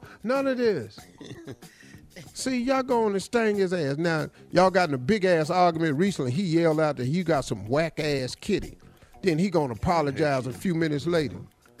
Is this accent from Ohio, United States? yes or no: yes; Cleveland, Ohio, United States; Engineer Dave is from Kansas City. Mm-hmm. I'm from Cleveland.